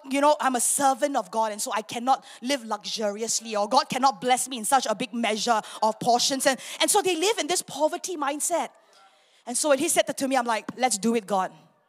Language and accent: English; Singapore; moved away as an adult; now in Miri, Malaysia; I'm a Singaporean.